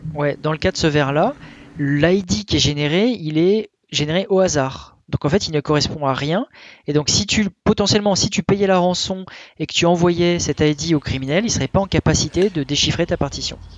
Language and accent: French; France; chez nous en France